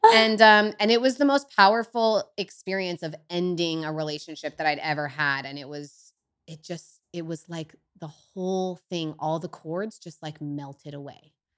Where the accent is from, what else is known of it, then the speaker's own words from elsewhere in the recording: Bayside, California, United States; I grew up in Northern California in Humboldt